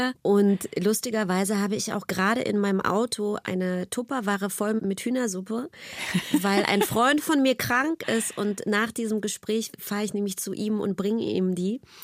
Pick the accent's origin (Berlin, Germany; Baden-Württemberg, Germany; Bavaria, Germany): Berlin, Germany; ich bin einfach in der DDR groß geworden.